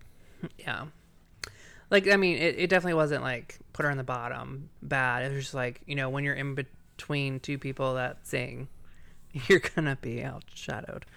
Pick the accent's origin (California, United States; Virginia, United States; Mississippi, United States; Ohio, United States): Virginia, United States; I'm from Virginia